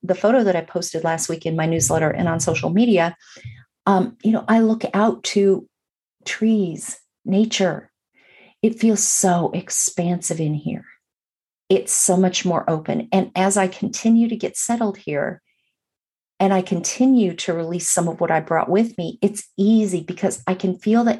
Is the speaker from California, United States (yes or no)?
yes; Burbank, California, United States; moved away; also born or lived in Atlanta, Georgia; I grew up in Los Angeles or just outside of Los Angeles in Burbank